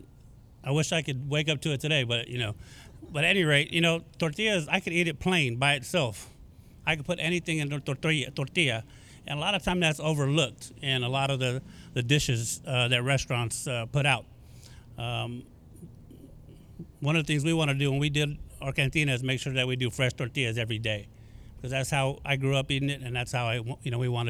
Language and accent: English; Sacramento, California, United States; I'm born and raised in Sacramento.